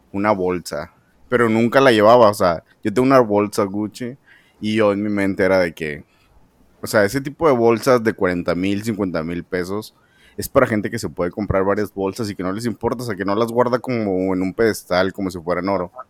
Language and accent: Spanish; San Pedro Garza García, Nuevo León, Mexico; mis rumbos son San Pedro y, yo soy de San Pedro.